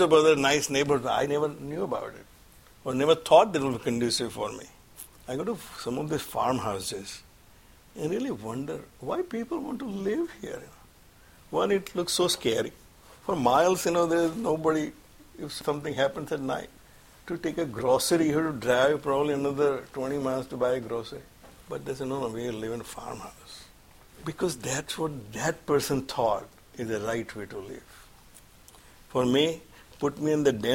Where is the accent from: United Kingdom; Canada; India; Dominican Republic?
India; moved away; We have more Gita classes and the Bal Vihar classes here in this country than when I was growing up in India